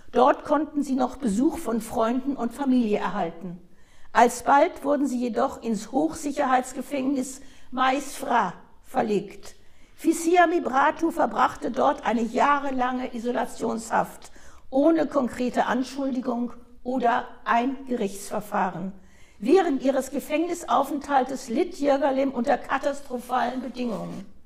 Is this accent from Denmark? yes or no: no; Eritrea; Und ich komme von dort, aus Eritrea.